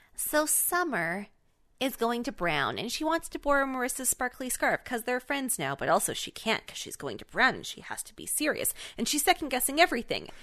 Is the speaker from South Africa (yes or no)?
no; Canada; I am Canadian